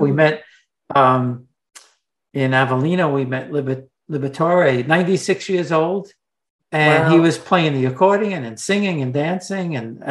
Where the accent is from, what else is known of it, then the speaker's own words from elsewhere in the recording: United States; in America. I grew up, if somebody asked me, what are you? I would say Italian. I mean, there was no such thing as Italian American. We would just say Italian. Both my parents were born here